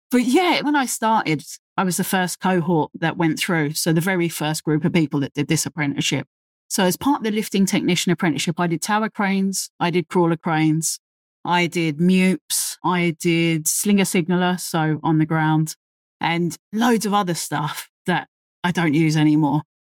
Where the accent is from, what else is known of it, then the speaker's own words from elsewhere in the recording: London, United Kingdom; accent: very London; based in the U K, if you can't tell by my very London accent